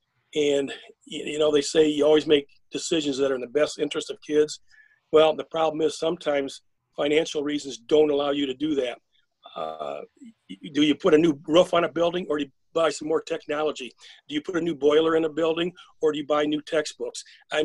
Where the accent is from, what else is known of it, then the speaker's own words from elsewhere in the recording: Flint, Michigan, United States; growing up in Flint.